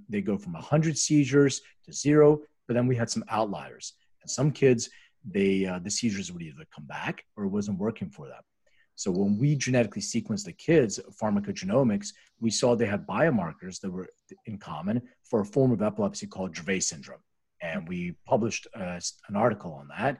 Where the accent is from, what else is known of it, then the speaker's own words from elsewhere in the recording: Philadelphia, Pennsylvania, United States; moved away as an adult; also born or lived in Lithuania; now in Los Angeles, United States; I was actually born in Lithuania. And I'm immigrated when I was 6 years old and grew up in Philadelphia